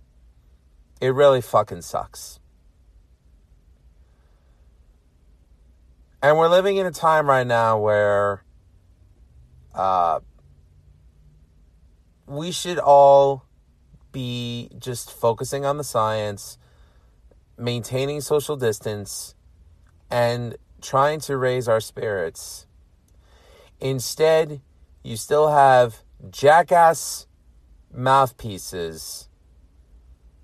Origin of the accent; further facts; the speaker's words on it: New York City, New York, United States; now in Long Island, United States; I was born and raised in New York City